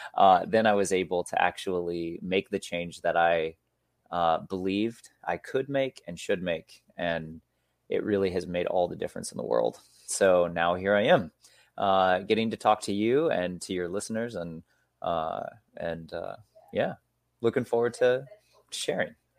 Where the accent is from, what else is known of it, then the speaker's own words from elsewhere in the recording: Michigan, United States; also born or lived in Mexico; now in Seattle, United States; I grew up in Michigan. I live now in Seattle, Washington